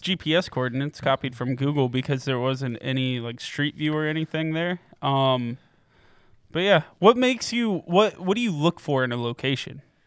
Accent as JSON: {"language": "English", "town": "Piqua", "region": "Ohio", "country": "United States", "tie": "born or raised there", "moved": "yes", "lives_now": "Columbus, United States"}